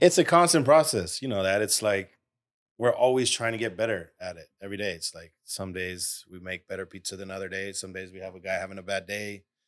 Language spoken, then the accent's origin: English; United States; also born or lived in Detroit; I'm from Austin Heights, like, what, twenty minutes away from here